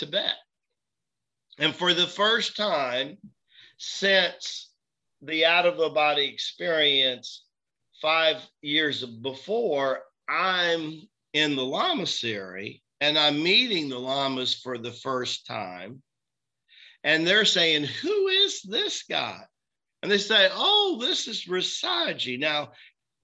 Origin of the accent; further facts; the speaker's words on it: Tennessee, United States; moved away; also born or lived in Florida / Manhattan; I'm this kid from Tennessee, right? That's been several years in Florida